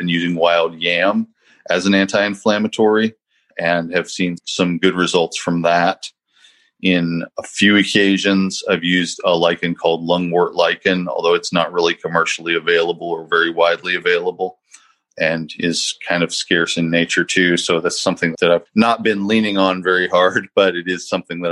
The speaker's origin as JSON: {"language": "English", "region": "Eastern Kentucky", "country": "United States", "tie": "born or raised there", "said": "I grew up in Eastern Kentucky"}